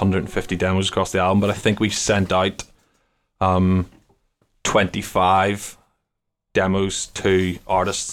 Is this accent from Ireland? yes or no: yes; Ireland; Gregorian monks playing in my house all the time growing up in Ireland